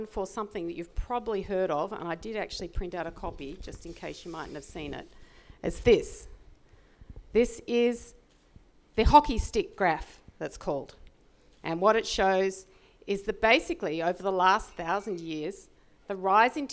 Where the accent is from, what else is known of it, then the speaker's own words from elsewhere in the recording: Australia; I'm an Australian